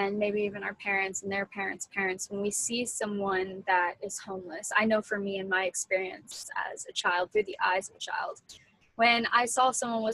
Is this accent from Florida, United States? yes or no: yes; Florida, United States; moved away as an adult; Cole and I were both kind of born and raised in Florida